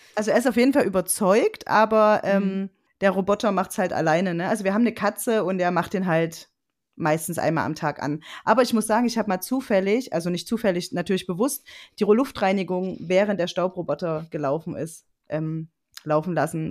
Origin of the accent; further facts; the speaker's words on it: Leipzig, Saxony, Germany; ich komme aus dem Raum Leipzig